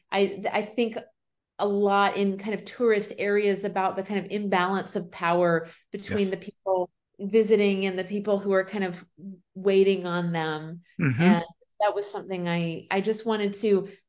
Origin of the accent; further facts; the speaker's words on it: Prince Edward Island, Canada; moved away; also born or lived in Sarasota, Florida, United States; I was born in Sarasota, raised around there for a few years. And then my family, my parents kind of on a whim moved to Prince Edward Island in Canada, which is right above Maine.